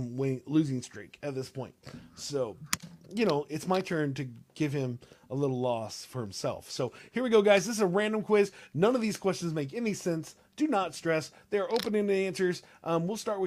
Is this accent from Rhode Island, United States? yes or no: no; Austin, Texas, United States; I'm from Austin